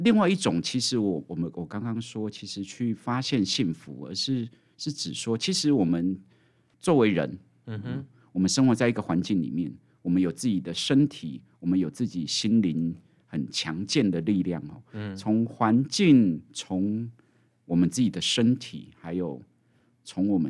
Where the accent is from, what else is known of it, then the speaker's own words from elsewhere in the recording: Hualien, Hualien County, Taiwan; 那个地震往外跑的一定不是花莲人，因为花莲已经被地震震习惯了哈。我们花莲人已经被被地震震习惯了。